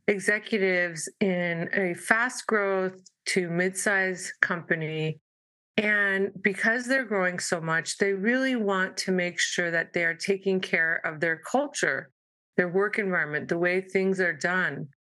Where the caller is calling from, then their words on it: San Diego, California, United States; And I am Zooming from San Diego, California.